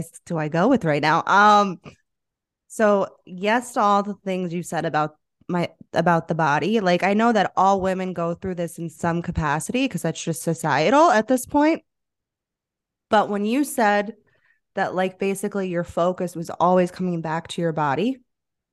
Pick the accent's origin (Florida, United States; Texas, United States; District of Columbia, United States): Florida, United States; South; moved away as an adult; now in Asheville, United States; growing up in South Florida